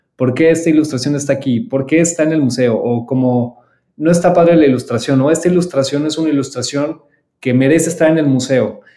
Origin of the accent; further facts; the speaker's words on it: Mexico; soy el único mexicano